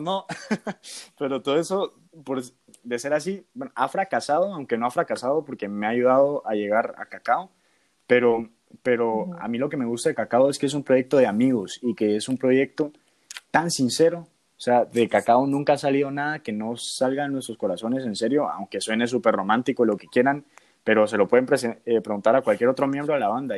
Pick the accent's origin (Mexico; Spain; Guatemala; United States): Guatemala; moved away as an adult; cuando me fui de Guatemala la primera vez